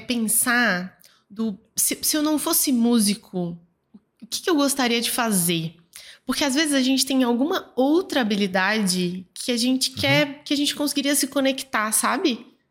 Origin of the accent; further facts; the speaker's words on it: Goiânia, Goiás, Brazil; aqui em Goiânia, eu sou de Goiânia